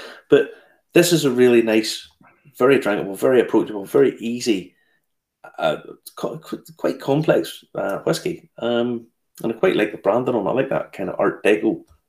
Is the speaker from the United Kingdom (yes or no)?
yes; Ballymena, Northern Ireland, United Kingdom; born or raised there